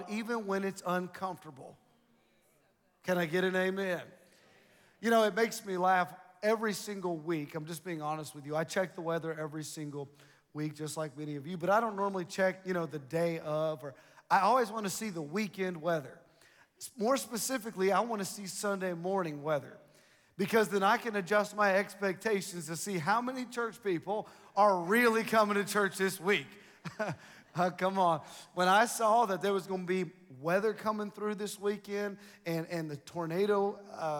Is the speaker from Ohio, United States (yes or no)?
yes; Ohio, United States; I'm from Ohio